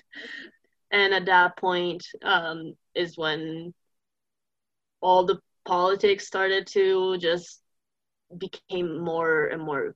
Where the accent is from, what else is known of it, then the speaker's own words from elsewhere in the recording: Turin, Piedmont, Italy; English is a second language; moved away as an adult; now in United States; I'm from Turin. It's okay. In the northwest.